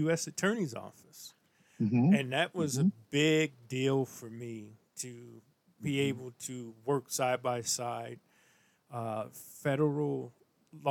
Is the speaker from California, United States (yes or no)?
no; St. Louis, Missouri, United States; now in Minnesota, United States; a guy I grew up with in St. Louis, Missouri